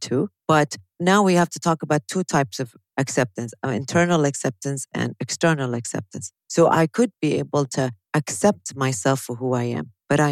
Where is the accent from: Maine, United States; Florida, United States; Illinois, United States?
Illinois, United States; Chicago; accent: Chicagoan; moved away as an adult; now in Kuwait; my accent is Chicagoan